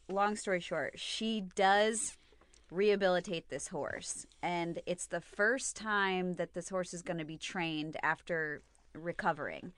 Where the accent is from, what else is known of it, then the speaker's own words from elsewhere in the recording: United States; I'm too American.